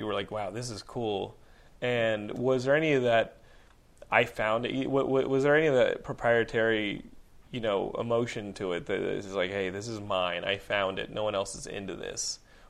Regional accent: Austin, Texas, United States; In the 90s, when I was growing up in Austin, well, in high school, I would go to UT.

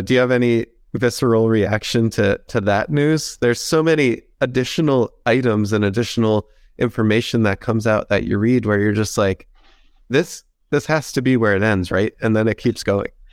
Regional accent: Princeton, New Jersey, United States; it is my hometown team.

